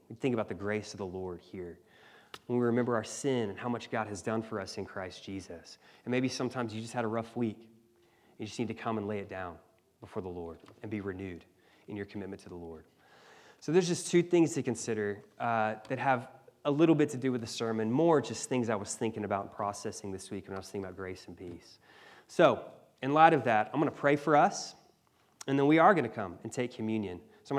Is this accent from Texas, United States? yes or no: no; Mississippi, United States; You know, I remember in the church I grew up in Mississippi, every Sunday we'd have people come down to the front